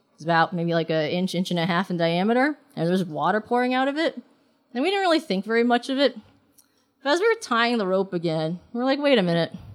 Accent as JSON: {"language": "English", "town": "New York City", "region": "New York", "country": "United States", "tie": "born or raised there", "also_born_or_lived": "Hong Kong", "said": "I was born in Hong Kong and I grew up in New York City"}